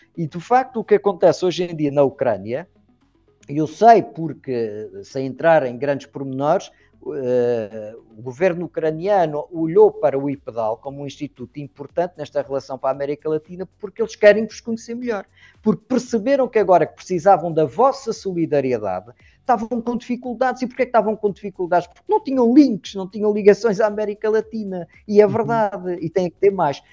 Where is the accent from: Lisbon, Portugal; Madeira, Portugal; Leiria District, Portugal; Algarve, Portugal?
Madeira, Portugal; Madeira, que fica mais abaixo junto da costa africana, de onde eu sou